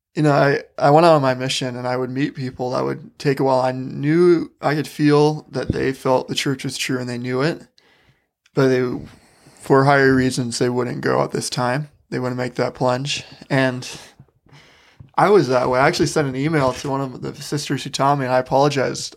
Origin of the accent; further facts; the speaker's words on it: Wisconsin, United States; moved away as an adult; now in Utah, United States; I grew up in Wisconsin